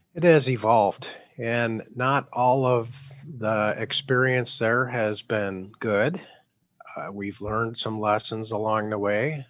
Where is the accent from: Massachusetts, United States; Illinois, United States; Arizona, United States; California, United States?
Illinois, United States; Chicago; also born or lived in Milwaukee; I was from from Chicago at the time